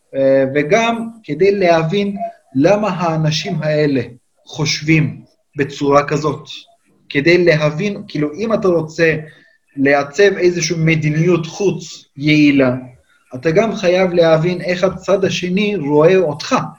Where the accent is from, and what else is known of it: Turkey; born or raised there; Hebrew is a second language; moved away as an adult; now in Israel